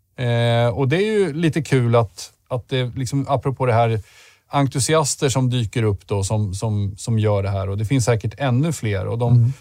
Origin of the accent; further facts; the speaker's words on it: Södermanland, Sweden; som den sörmlänning jag är